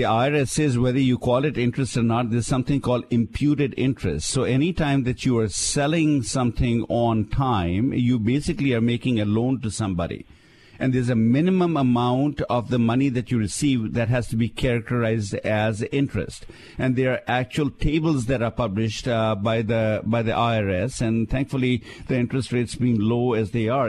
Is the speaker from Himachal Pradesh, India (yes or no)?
yes; Shimla, Himachal Pradesh, India; somebody in the town that I grew up in India, Shimla, actually picked the story up